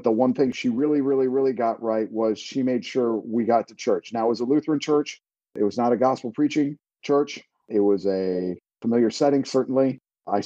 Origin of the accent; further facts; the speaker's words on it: Virginia, United States; I was born right here in Virginia, United States, back in, over 50 years ago.